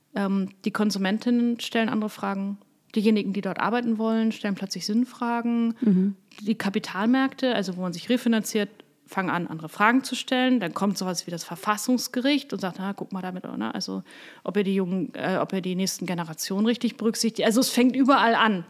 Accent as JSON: {"language": "German", "region": "Hamburg", "country": "Germany", "tie": "born or raised there", "also_born_or_lived": "Bernkastel-Kues / Koblenz", "moved": "yes", "said": "Ich komme aus Hamburg, ich bin in einer mittelständischen Familie aufgewachsen"}